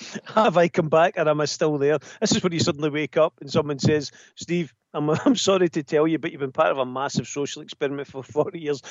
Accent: Scotland, United Kingdom; I'm Scottish.

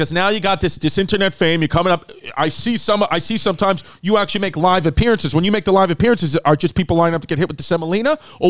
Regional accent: New York City, New York, United States; that's where I'm from, Ridgewood.

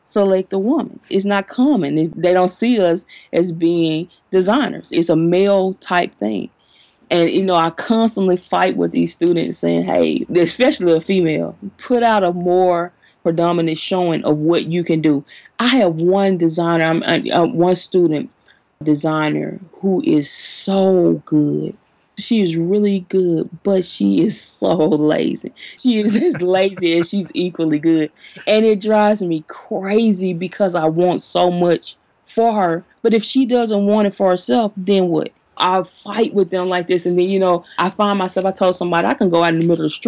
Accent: Jackson, Mississippi, United States; moved away as an adult; now in Huntsville, United States; I'm primarily in Huntsville during the year, but I was born and raised in Jackson, Mississippi.

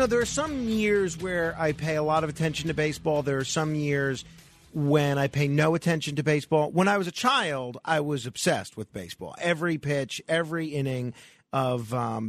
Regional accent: New York, United States; we New Yorkers

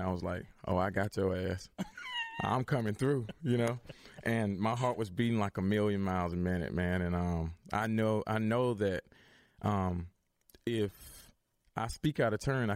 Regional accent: Alabama, United States; moved away; I'm from Alabama

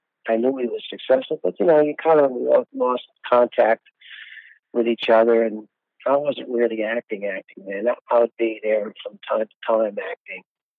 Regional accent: New York City, New York, United States; But I grew up in Brooklyn and Staten Island.

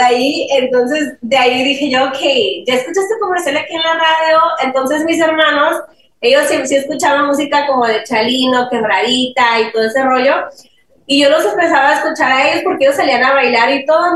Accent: Los Angeles, California, United States; also born or lived in Mexico; en esa casa, ahí crecimos nosotros

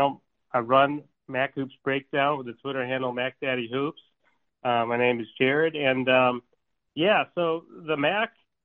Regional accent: Hartford County, Connecticut, United States; I grew up in Hartford County, Connecticut

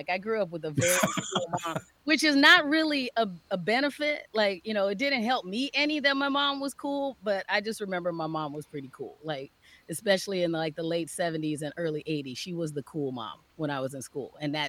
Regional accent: Phoenix, Arizona, United States; now in Minnesota, United States; Phoenix, Arizona. Grew up.

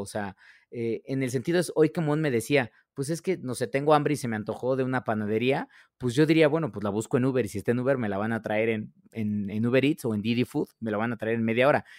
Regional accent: Mexico; nosotros como consumidores mexicanos

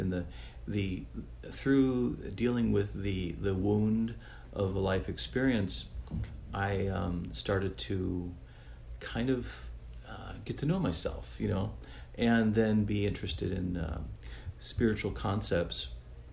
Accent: Italy; now in United States; I'm originally from Italy, but been in the United States for a long time

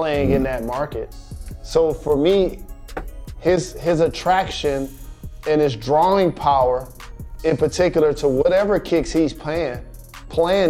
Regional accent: Michigan, United States

